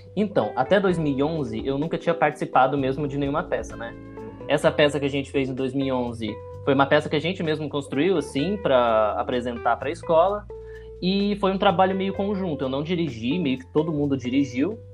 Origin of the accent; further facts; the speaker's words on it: Cambuí, Minas Gerais, Brazil; now in São João del-Rei, Brazil; Eu nasci em Cambuí, Minas Gerais, é bem no sul de Minas, dá tipo duas horas de São Paulo